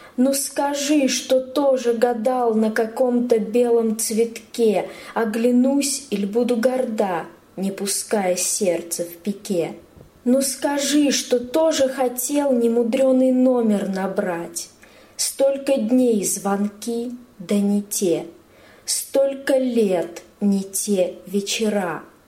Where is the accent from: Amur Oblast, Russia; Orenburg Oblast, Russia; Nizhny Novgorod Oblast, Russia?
Orenburg Oblast, Russia; Orsk; moved away as an adult; now in Yekaterinburg, Russia; Родилась в Оренбургской области, город Орск, такой небольшой городок